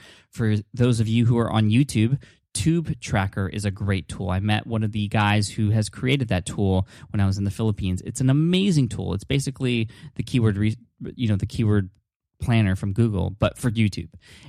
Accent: San Diego, California, United States; That's where I'm from. I'm from San Diego.

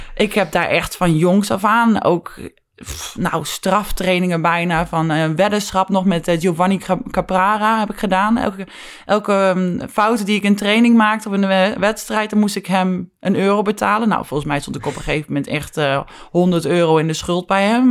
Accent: Netherlands; wij als Nederlanders

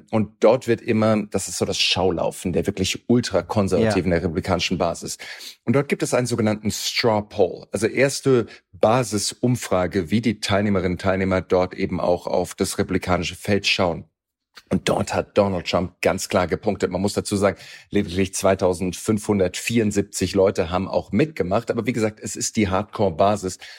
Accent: Germany; bei uns in Deutschland

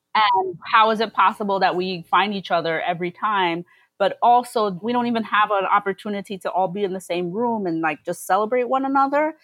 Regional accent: New York City, New York, United States; also born or lived in Philadelphia; I come from Brooklyn. I've been here since I was less than one year old and I've lived here pretty much my entire life, mostly in Flatbush

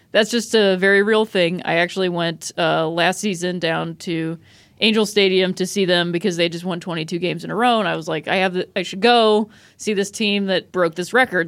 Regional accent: Akron, Ohio, United States; I grew up in Akron, Ohio

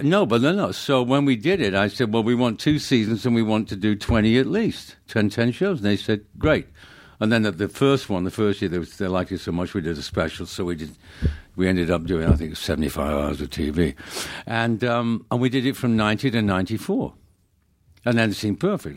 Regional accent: Manchester, North West England, United Kingdom; moved away; I grew up in, uh, Manchester

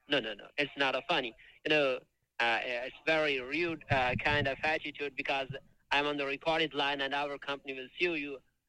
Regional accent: India; now in Miami, United States; Right now, I'm working in Miami, sir. I'm from India, but I'm here studying, sir

